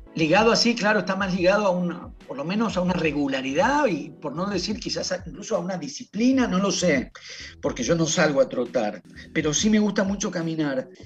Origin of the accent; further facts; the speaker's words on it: Buenos Aires, Argentina; yo soy de Buenos Aires